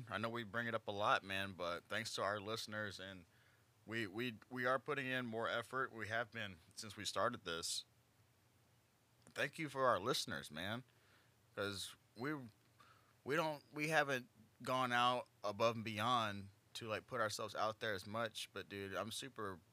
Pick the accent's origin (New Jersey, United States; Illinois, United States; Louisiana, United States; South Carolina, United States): Louisiana, United States; Oakdale; also born or lived in Elizabeth, Louisiana; I'm from Elizabeth to Oakdale is where I grew up